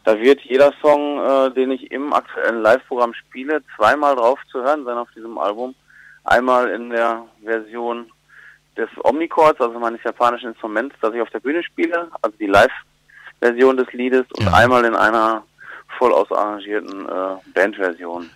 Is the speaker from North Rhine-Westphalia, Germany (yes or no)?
yes; Ruhr area, North Rhine-Westphalia, Germany; ich komme ja selber aus dem Ruhrgebiet gebürtig